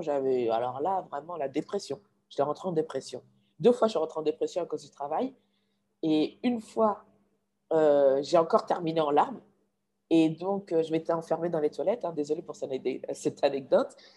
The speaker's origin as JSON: {"language": "French", "country": "Mali", "also_born_or_lived": "United States"}